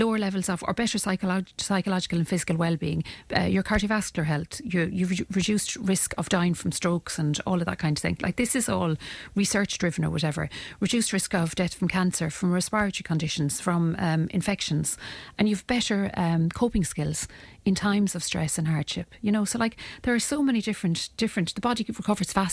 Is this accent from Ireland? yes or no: yes; Ireland; as Irish people